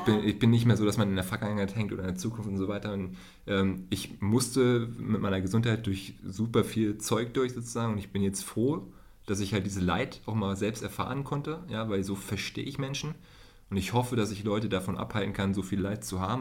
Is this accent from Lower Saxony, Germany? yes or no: yes; Hohenhameln, Lower Saxony, Germany; in der Nähe von Hannover, Hildesheim, äh, in Hohenhameln